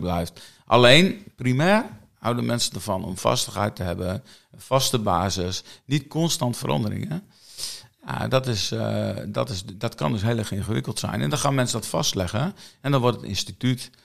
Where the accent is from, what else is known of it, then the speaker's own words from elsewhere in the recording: Kommerzijl, Groningen, Netherlands; also born or lived in Grijpskerk; toen we twee jaar waren, zijn we naar Commissau verhuisd ouders wonen daar nog